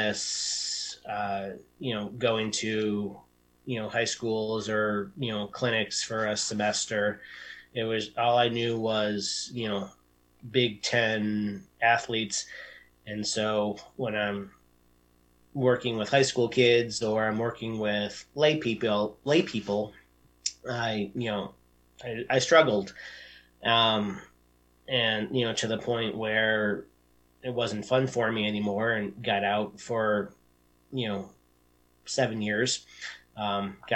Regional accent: Detroit, Michigan, United States; moved away; I'm originally from the Detroit area.

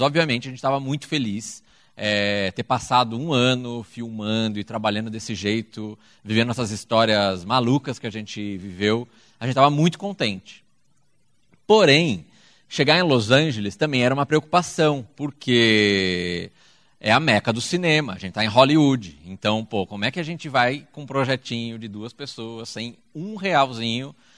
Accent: Brazil; está no Brasil, é nosso país

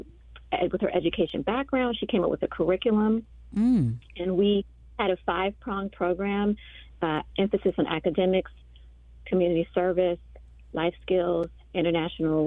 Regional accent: Washington, District of Columbia, United States; We grew up in Southeast

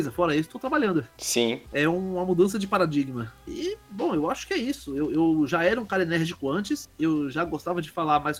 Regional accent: Brazil; accent: half Northeastern, half Paulista; Eu, eu tenho uma fala meio enrolada, meio apressada, um sotaque meio nordestino, meio paulista, que, que é um um horror de ouvir.

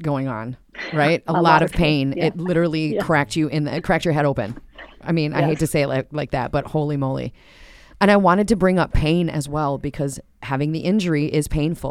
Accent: Minnesota, United States; we're Minnesotan

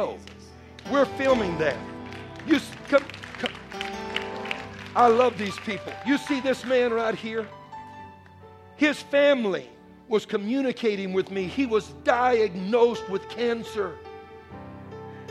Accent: Bayou country, Louisiana, United States; I'm a Cajun man. I was raised in Bayou country.

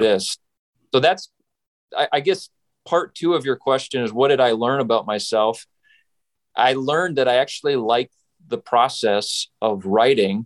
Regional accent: Saskatchewan, Canada; now in United States; I grew up in Western Canada. So I am from Saskatchewan.

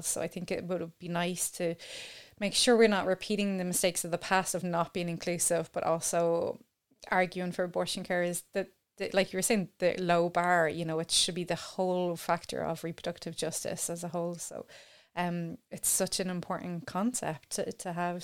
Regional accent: Ireland; as an Irish person

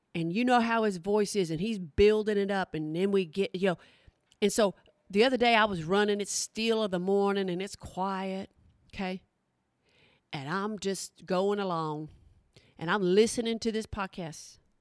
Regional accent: Oklahoma, United States; I'm from Oklahoma. That is my people

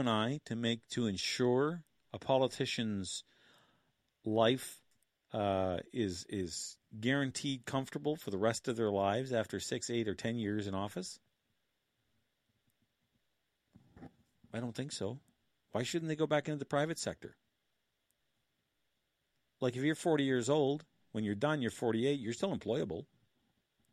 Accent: Killaloe, Ontario, Canada; my hometown in Killaloe

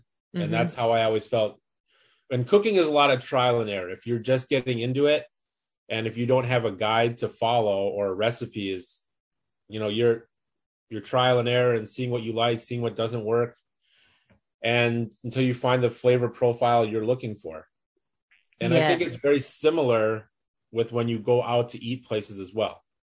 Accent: Minneapolis, Minnesota, United States; I live in Minneapolis, Minnesota, born and raised here

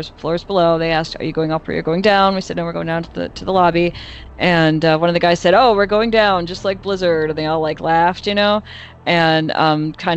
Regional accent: Chicago, Illinois, United States; accent: Chicago; my Chicago accent

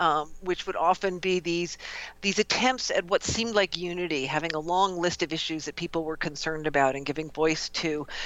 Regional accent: outside of Milwaukee, Wisconsin, United States; the Midwest, which is where I grew up. I grew up outside of Milwaukee

